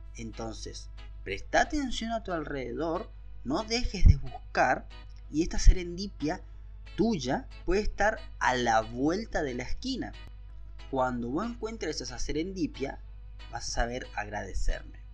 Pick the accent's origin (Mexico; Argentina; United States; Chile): Argentina; Yo soy de Argentina